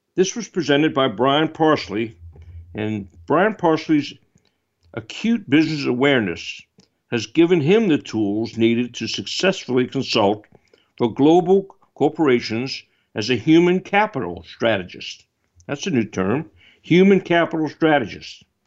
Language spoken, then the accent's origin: English; New Orleans, Louisiana, United States; my hometown in New Orleans